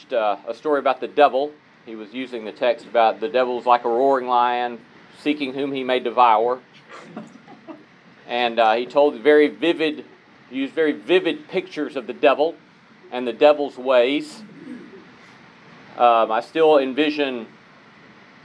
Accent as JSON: {"language": "English", "town": "Talladega", "region": "Alabama", "country": "United States", "tie": "born or raised there", "said": "Talladega, Alabama, my hometown"}